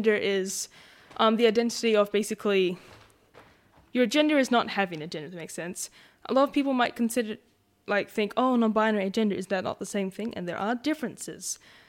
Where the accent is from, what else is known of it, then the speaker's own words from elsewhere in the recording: Western Australia, Australia; I know that me and Mum are Noongar, and we're from Whadjuk and Belladong, aren't we, Mum?